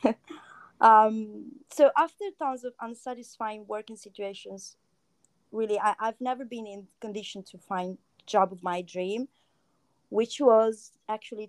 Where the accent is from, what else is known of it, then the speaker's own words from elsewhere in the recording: Rimini, Emilia-Romagna, Italy; also born or lived in Milan; I grew up in Rimini, and then I went to Milan, where I lived for almost 9 years